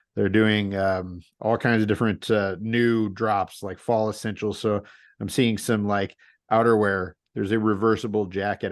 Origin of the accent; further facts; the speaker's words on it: St. Louis, Missouri, United States; now in Portland, United States; I grew up in Saint Louis